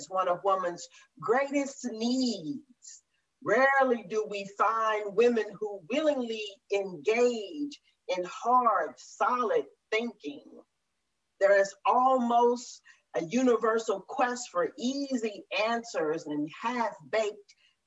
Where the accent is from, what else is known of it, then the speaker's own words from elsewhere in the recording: Murfreesboro, Tennessee, United States; moved away; I grew up in Murfreesboro, Tennessee